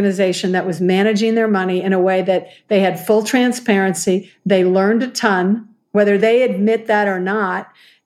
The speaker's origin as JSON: {"language": "English", "country": "United States", "also_born_or_lived": "New York / Boston", "lives_now": "Seattle, United States", "said": "I'm an American"}